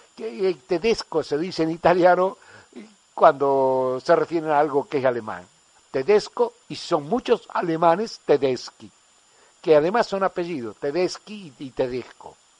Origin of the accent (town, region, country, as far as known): General Baldissera, Córdoba, Argentina; now in Spain